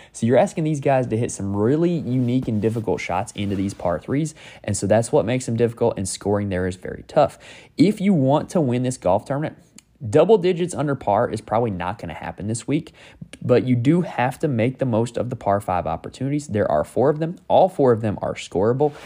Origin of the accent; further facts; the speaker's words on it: North Carolina, United States; I'm from North Carolina